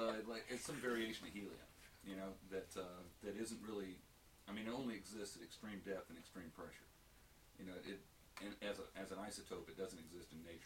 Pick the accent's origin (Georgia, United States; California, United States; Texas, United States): Georgia, United States; I thought being from Georgia that I'd be up to speed for Mediterranean sun exposure.